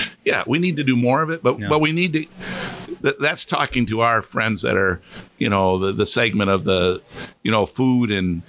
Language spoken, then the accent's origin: English; New York, United States; gee, I'm from New York. I'd never been exposed to this.